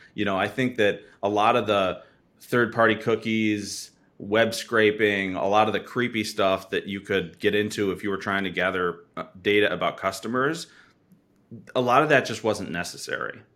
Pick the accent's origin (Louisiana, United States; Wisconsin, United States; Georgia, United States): Wisconsin, United States; I'm from Wisconsin, and so is my co-founder, and we've been working together since high school